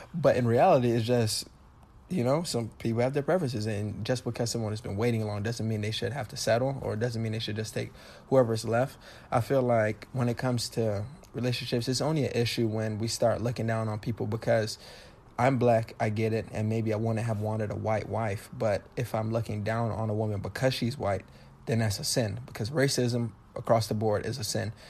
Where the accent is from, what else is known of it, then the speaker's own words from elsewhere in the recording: Miami, Florida, United States; I was born and raised in Miami